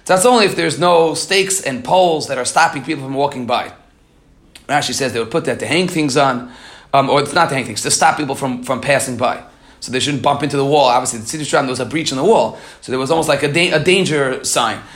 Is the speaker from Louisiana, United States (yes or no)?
no; New York City, New York, United States; I grew up in Queens